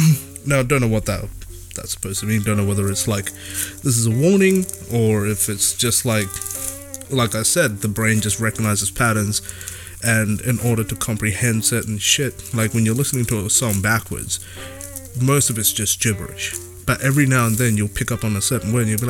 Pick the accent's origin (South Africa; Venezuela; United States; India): India; I just get tongue twisted because uh, I'm Indian, bro.